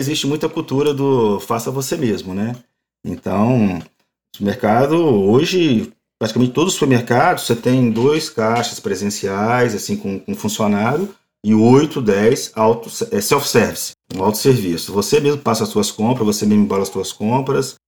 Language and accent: Portuguese; Brazil; moved away as an adult; now in Montreal, Canada; nunca vou deixar de ser brasileiro